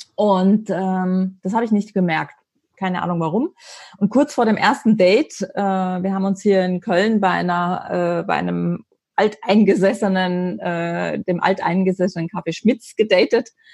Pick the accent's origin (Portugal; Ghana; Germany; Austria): Austria; ich bin als Österreicherin